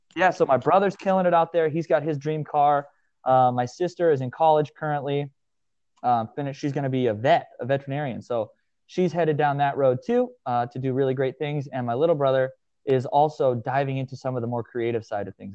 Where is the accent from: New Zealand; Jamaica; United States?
United States; Hastings, Nebraska; I was born and raised in the middle of a small town in Nebraska, um, Hastings, Nebraska